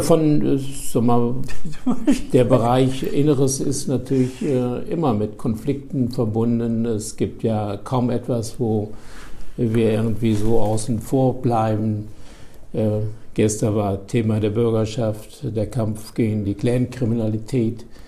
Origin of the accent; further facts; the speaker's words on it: Daun, Rhineland-Palatinate, Germany; moved away as an adult; also born or lived in Höhr-Grenzhausen, Westerwald / Marburg; now in Bremen, Germany; Also geboren im Westerwald, Höckrenzhausen, dem Zentrum der keramischen Industrie. Äh, und dann sind meine Eltern nach Daun gezogen